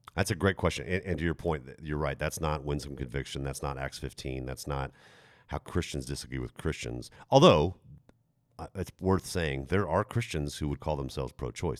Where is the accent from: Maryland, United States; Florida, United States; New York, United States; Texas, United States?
Texas, United States; I'm Texan